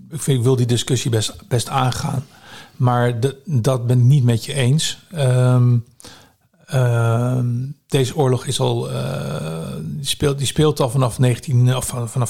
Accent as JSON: {"language": "Dutch", "country": "Netherlands", "tie": "born or raised there", "said": "Ik ben natuurlijk hier geboren. Eh, ik ben een Nederlander. Dus ik, ik denk niet dat ik eh, mijn, het land waar ik geboren ben, dat ik die zou verraden."}